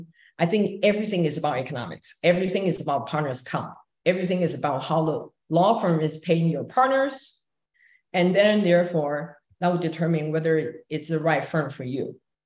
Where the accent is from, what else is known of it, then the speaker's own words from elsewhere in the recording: Quebec, Canada; I can easily get an offer from a major law firm in the Silicon Valley just because I'm from Quebec.